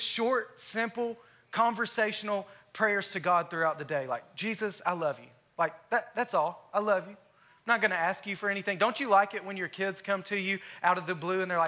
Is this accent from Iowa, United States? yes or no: no; Alabama, United States; moved away as an adult; now in Texas, United States; I'm from Alabama. I've been here in Texas for 3.5 years now.